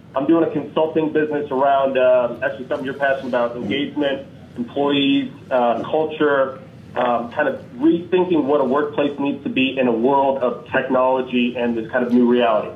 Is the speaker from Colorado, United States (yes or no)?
yes; Denver, Colorado, United States; I'm from Denver, Colorado.